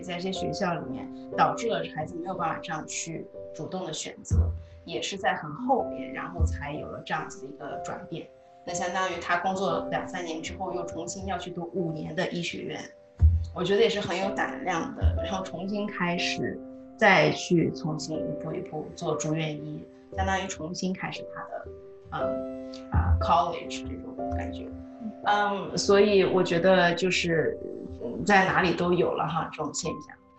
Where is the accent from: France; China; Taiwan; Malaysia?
China; moved away; 那个时候我们在国内读高中